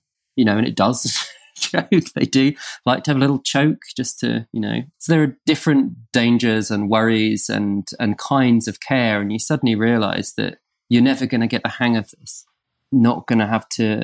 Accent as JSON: {"language": "English", "area": "Norfolk", "region": "East of England", "country": "United Kingdom", "tie": "born or raised there", "said": "we grew up in Norfolk in the countryside"}